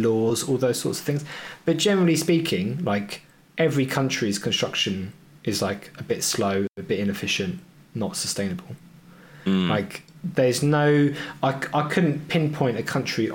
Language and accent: English; United Kingdom; moved away as an adult; I'm always going to go back to my home country where my friends and family are.